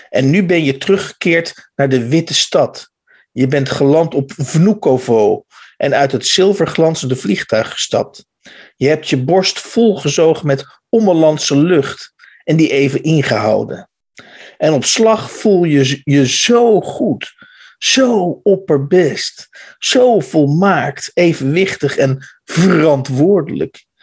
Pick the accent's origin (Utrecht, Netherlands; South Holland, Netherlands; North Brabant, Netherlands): Utrecht, Netherlands; born there; nee, sorry, ik ben in Utrecht geboren.